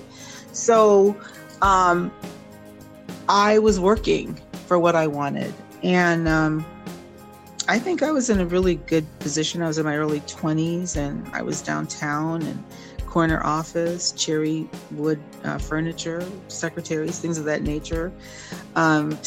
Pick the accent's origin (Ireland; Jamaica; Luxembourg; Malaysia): Jamaica; I am Jamaican